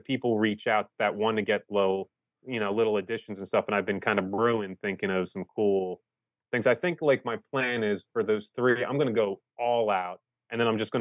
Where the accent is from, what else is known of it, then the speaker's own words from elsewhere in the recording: Philadelphia, Pennsylvania, United States; I'm from Philly